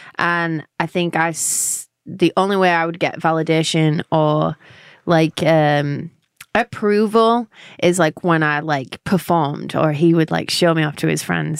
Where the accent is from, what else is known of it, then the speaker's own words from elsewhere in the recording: London, United Kingdom; accent: London; moved away as an adult; now in Nashville, United States; I'm from England